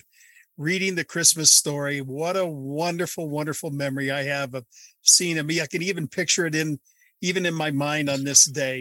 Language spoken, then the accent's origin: English; Wisconsin, United States; In Wisconsin, we would play in the snow